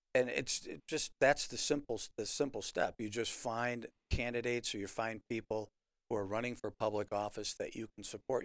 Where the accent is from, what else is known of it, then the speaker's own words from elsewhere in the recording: Chicago, Illinois, United States; now in Rockford, United States; Growing up in the Chicago area